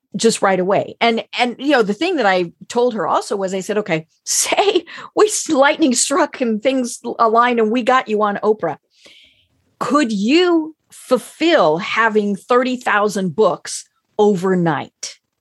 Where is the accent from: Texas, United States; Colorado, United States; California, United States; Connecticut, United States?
Colorado, United States; Denver; now in Atlanta, United States; I'm from Denver, where for many years we had the Rocky Mountain News and the Denver Post